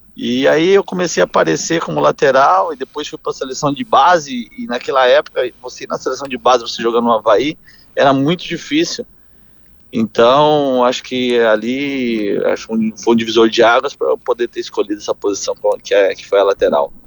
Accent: Paraná, Brazil; nasci no Paraná, é, venho de família que é, nós temos oito tios, os oito montavam em rodeio

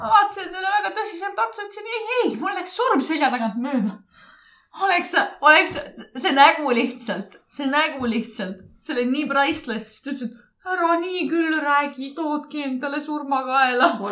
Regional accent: Saare County, Estonia; vaat ma olen Saaremaalt, onju.

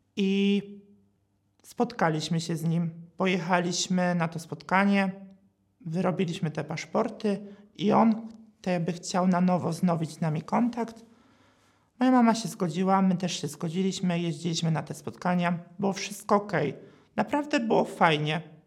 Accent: a village near Katowice, Silesian Voivodeship, Poland; pochodzę z miejscowości pod Katowicami.

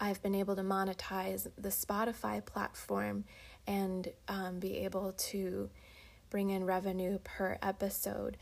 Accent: Boyertown, Pennsylvania, United States; for all the years that I grew up in Boyertown, which is right next to Bechtelsville

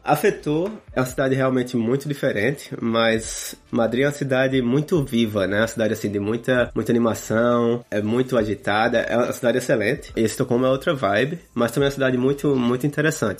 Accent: Campina Grande, Paraíba, Brazil; moved away as an adult; also born or lived in Spain / Sweden; now in California, United States; Eu sou de, de Campina Grande, na Paraíba

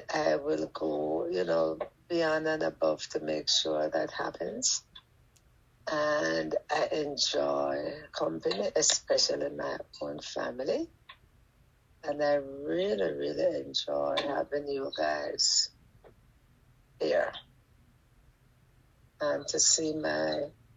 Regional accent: Jamaica

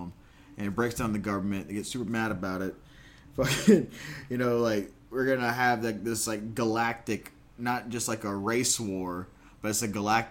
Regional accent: United States; my home country

